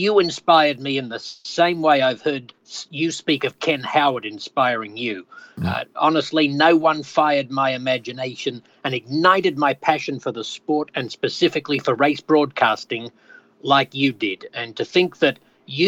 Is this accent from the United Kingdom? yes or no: no; Australia; accent: Aussie; moved away as an adult; now in United States; I still feel Australian, even though I've now lived more than half of my life in the United States